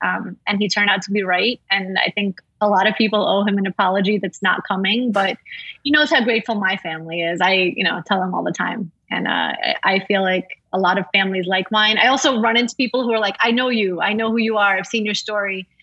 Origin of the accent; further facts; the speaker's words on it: New York City, New York, United States; moved away as an adult; now in Florida, United States; I grew up in Brooklyn.